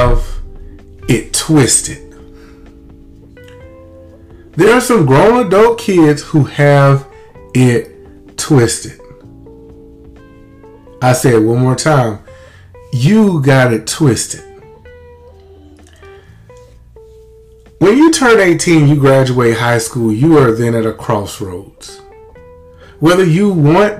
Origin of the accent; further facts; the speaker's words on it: Lumberton, Mississippi, United States; we had a great life as kids growing up in Lumberton, Mississippi.